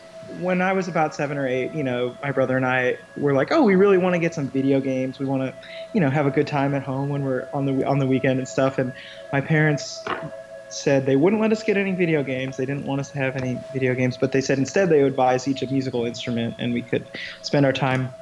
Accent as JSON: {"language": "English", "town": "Iowa City", "region": "Iowa", "country": "United States", "tie": "born or raised there", "moved": "yes", "lives_now": "New York City, United States", "said": "I grew up in Iowa City, Iowa, which is actually where I am right now. I'm just home visiting for a few days"}